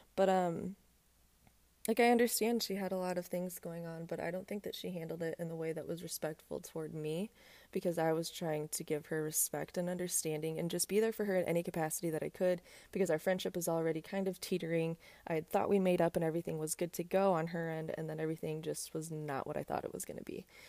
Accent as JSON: {"language": "English", "town": "South Bend", "region": "Indiana", "country": "United States", "tie": "born or raised there", "moved": "as an adult", "lives_now": "Texas, United States", "said": "my hometown, I went to I U S B"}